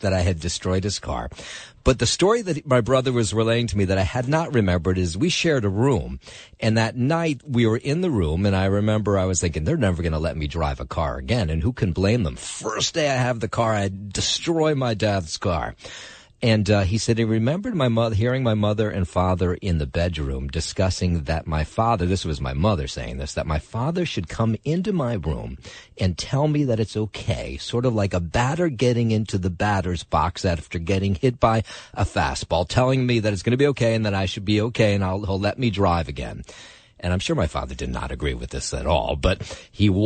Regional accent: Trenton, New Jersey, United States; now in New York City, United States; my hometown of Trenton, New Jersey

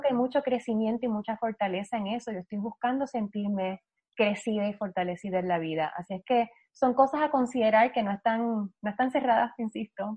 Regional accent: Puerto Rico; yo soy la única boricua que no baila

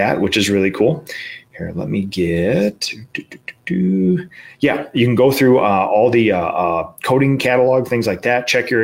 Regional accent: Minnesota, United States; in my home state at the Graco World headquarters

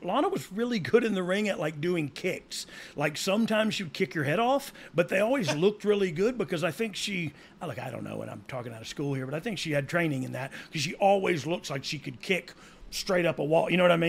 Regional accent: Georgia, United States; I'm from Georgia, but I've been to the field and wore his hat

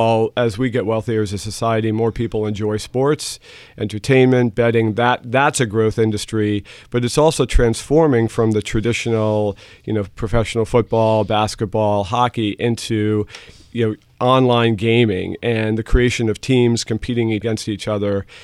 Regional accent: New York City, New York, United States; first language German; English is a second language; I grew up in the New York City area

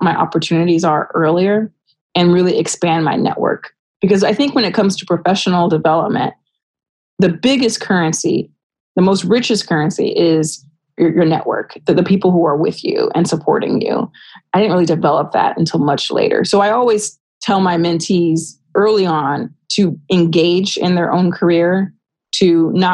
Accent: Rialto, California, United States; grow up in Rialto, California

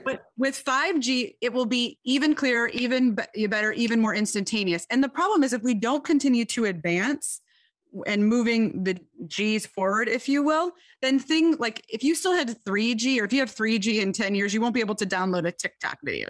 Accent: Detroit, Michigan, United States; I am from Detroit, Michigan

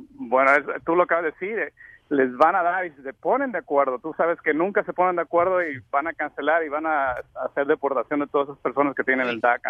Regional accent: Mexico; now in United States; soy mexicano

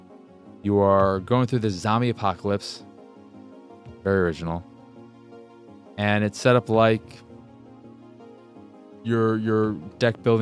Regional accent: United States; I'm an American

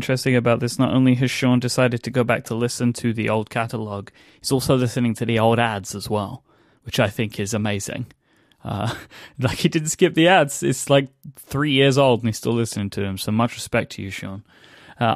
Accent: London, United Kingdom; accent: London; To me, anyway, I can hear a much thicker London accent than what I have now, which is now my weirdo transatlantic accent.

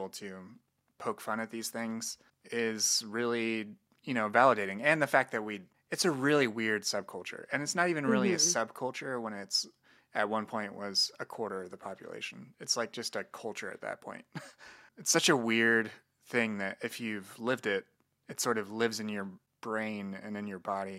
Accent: Midwest, United States; You tell I'm from the Midwest.

